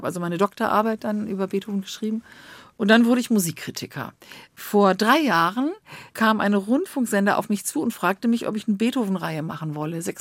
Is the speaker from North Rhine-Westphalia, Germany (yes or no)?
yes; Bonn, North Rhine-Westphalia, Germany; Ich äh, stamme aus Bonn. Ich bin in Bonn aufgewachsen.